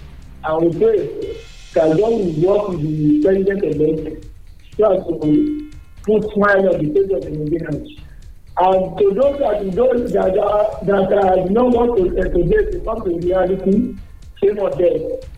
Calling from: Malawi; I'm calling from Malawi.

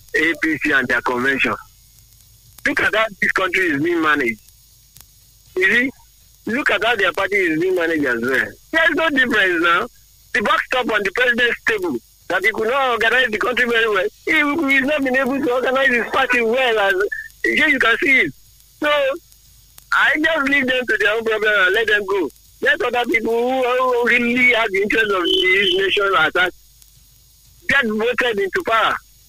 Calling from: Abeokuta, Ogun State, Nigeria; I'm online calling from Abeokuta.

